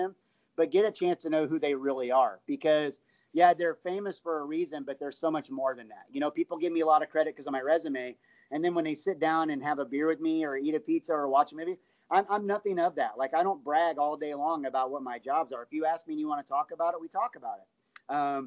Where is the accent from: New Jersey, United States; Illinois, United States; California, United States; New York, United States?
Illinois, United States; Chicago; I'm from Chicago